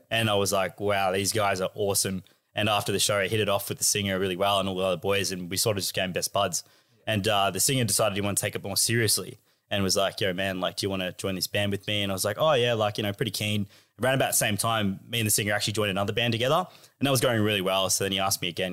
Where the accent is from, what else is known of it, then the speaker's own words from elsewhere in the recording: Australia; as a Aussie kid